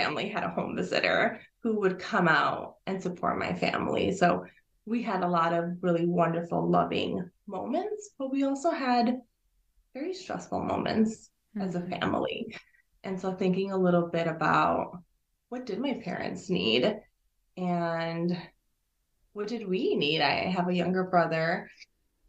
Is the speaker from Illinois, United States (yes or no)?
yes; Illinois, United States; first language Spanish; English is a second language; I was born here in Illinois. It's about half hour or so west from the Chicago downtown area.